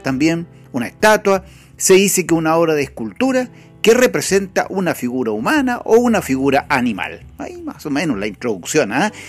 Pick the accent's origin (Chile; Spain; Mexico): Chile; nuestro país no es ninguna excepción, Chile